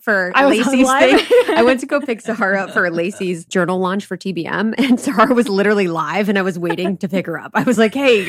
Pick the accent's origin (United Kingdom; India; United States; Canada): India; Because in my home country of India, I saw the most tragic experiences